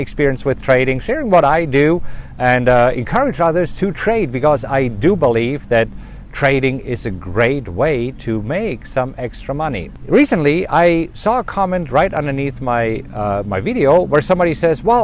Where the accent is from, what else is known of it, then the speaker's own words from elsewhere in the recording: Germany; You know, I'm German, right? I grew up in Germany